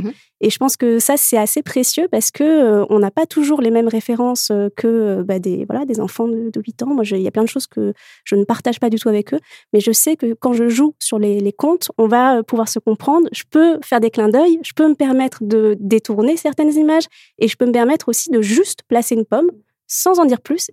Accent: Morocco; moved away as an adult; j'ai grandi au Maroc mhm. euh, où j'ai vécu jusqu'à mes 18 ans.

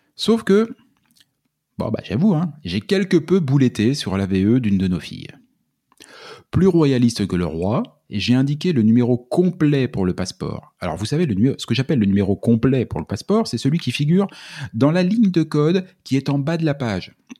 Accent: France; moved away as an adult; also born or lived in Quebec; now in Canada; on vient de France.

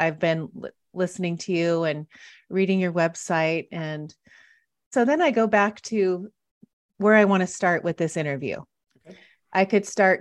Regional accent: Washington, United States; moved away as an adult; also born or lived in Montana; now in San Diego, United States; my home state in Redmond, Washington

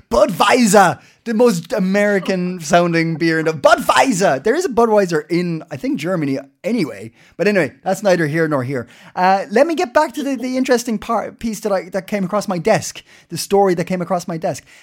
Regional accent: Ireland; now in Denmark; I'm Irish.

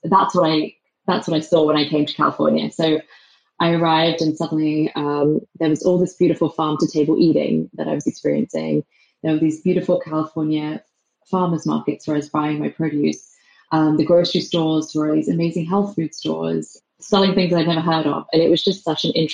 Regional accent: England, United Kingdom; accent: English; moved away as an adult; also born or lived in London; now in San Francisco, United States; my English accent

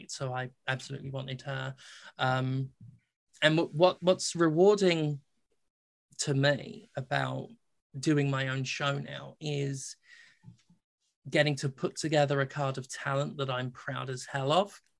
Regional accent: United States; moved away as an adult; also born or lived in Mississippi / Philadelphia; now in United Kingdom; I'm an American and, and, and I have worked very American shows.

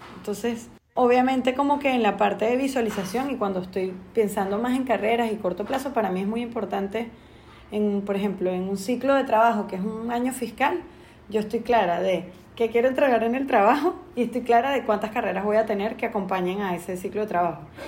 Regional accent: Venezuela; moved away as an adult; now in Panama; soy venezolana viviendo en Panamá hace 12 años

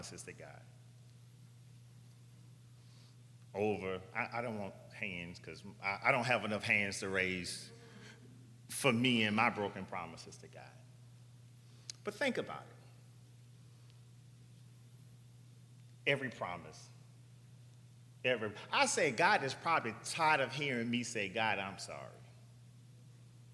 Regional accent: New Orleans, Louisiana, United States; I'm from New Orleans

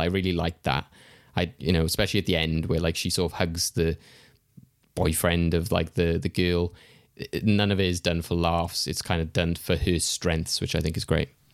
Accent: United Kingdom; as a Brit

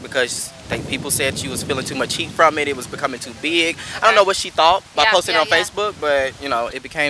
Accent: Paducah, Kentucky, United States; I'm 20 years old, born and raised in Paducah.

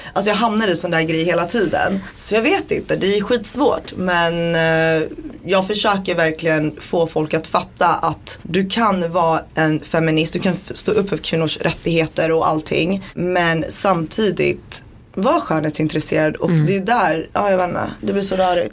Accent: Borås, Västra Götaland, Sweden; also born or lived in Baluchistan; jag är född i Borås

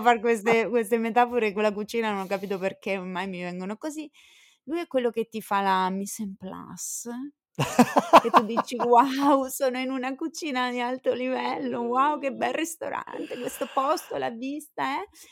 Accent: Southern Italy, Italy; siamo terroni tutte e due d'origine, insomma, nell'anima.

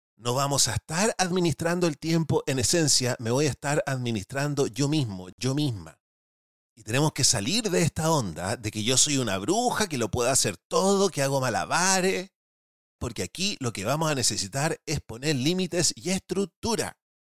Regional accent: Chile; los que somos chilenos

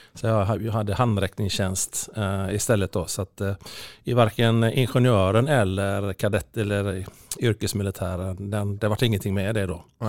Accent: Gothenburg, Västra Götaland, Sweden; Kortröra då, där jag är uppvuxen.

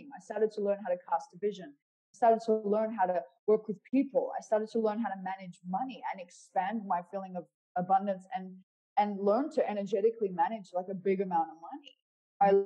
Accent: Perth, Western Australia, Australia; my hometown of Perth

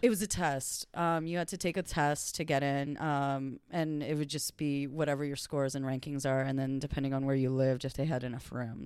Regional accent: Los Angeles, California, United States; also born or lived in New York; I was born and bred in L A.

